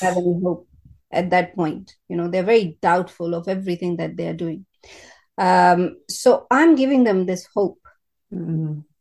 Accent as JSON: {"language": "English", "country": "India", "tie": "born or raised there", "moved": "as an adult", "lives_now": "United Kingdom", "said": "I am from India. Yeah. Bo- born and brought up in India, first 25 years there, now 25 years in British Britain"}